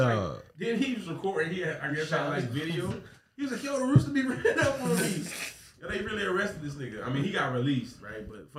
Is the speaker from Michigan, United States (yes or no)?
no; Miami, Florida, United States; I grew up in Miami.